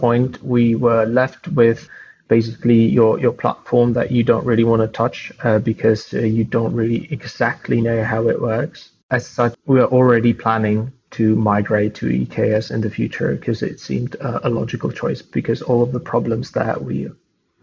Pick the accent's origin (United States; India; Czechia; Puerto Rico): Czechia; Prague; moved away as an adult; now in Canada; I'm Czech. I was born in Prague, but I've been in Canada for the past couple of months.